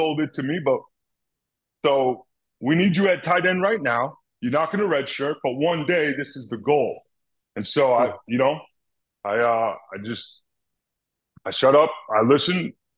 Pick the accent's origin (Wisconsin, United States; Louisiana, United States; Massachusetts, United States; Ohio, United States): Massachusetts, United States; Boston; I'm from Boston